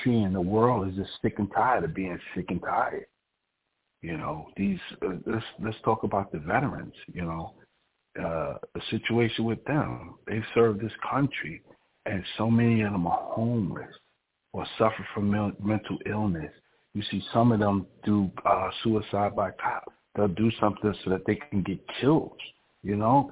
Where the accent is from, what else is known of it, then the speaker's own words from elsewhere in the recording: New York, United States; moved away; I'm originally from New York.